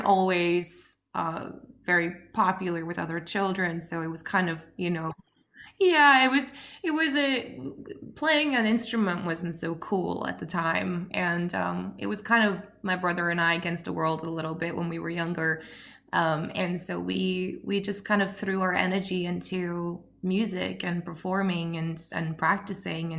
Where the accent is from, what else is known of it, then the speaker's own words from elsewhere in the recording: Oslo, Norway; we grew up just outside Oslo in Norway